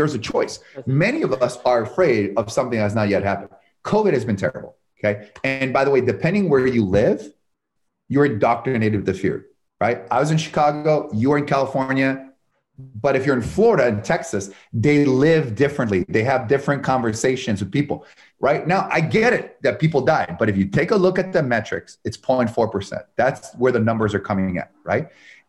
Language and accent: English; Canada; now in United States; And, I came from the United States, from Canada, the United States with $974 because I saw one of those light infomercial, how you get rich in real estate.